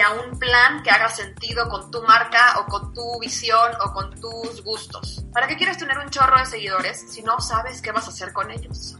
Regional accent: Mexico; nosotros como mexicanos

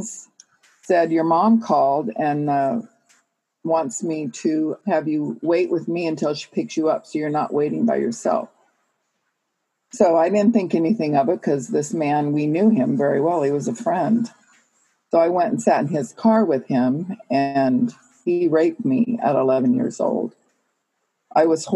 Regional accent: California, United States; I was born in California, born and raised here

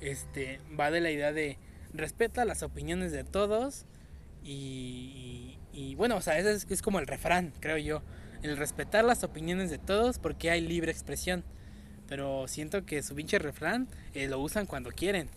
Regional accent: Mexico; Como mexicanos

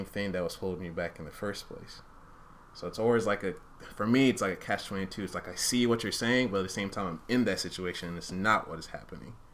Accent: Uganda; I wasn't even born in Rwanda, I was born in Uganda

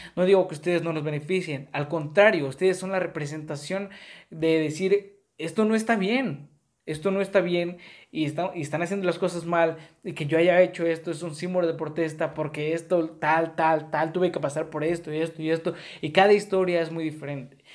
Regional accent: Mexico; así somos los mexicanos

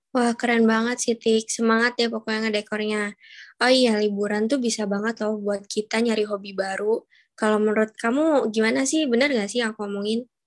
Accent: Cirebon, West Java, Indonesia; moved away as an adult; aku sih pulang ke kampung aku di Jawa Barat

